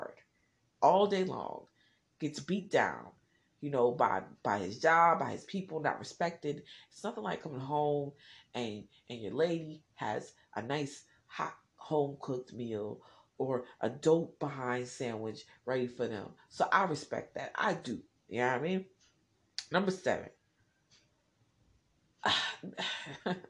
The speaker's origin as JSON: {"language": "English", "region": "New Jersey", "country": "United States", "said": "I'm from Jersey"}